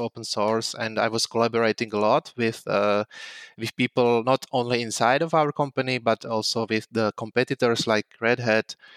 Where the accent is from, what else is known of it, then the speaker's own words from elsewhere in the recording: Slovakia; moved away as an adult; now in Prague, Czech Republic; I was born in Slovakia, but, uh, since two thousand twelve, uh, two, two thousand two, I'm living in Prague. I moved there to study computer science at Charles University